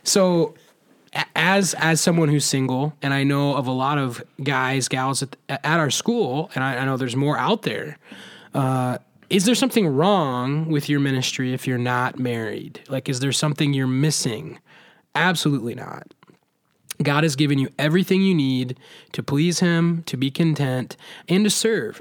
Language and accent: English; Southeast Iowa, United States; I grew up in Southeast Iowa